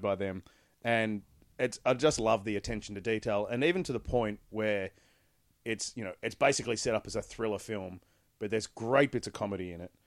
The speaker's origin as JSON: {"language": "English", "country": "Australia", "said": "as an Australian"}